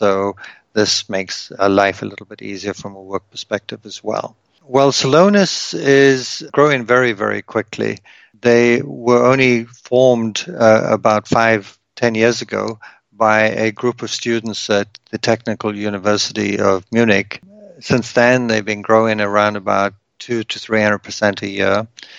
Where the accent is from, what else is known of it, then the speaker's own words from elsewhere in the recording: South Africa; moved away as an adult; now in Canada; My wife is from Germany. I'm originally from South Africa, and we met in the US.